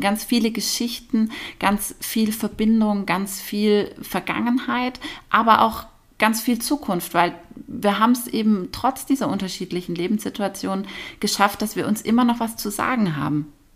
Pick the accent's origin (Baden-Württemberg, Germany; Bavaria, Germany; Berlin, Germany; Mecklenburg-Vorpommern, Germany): Baden-Württemberg, Germany; Nagold; das sind meine drei Jugendfreundinnen mhm. aus meiner Heimatstadt Nagold. Und wir haben uns in der Realschule kennengelernt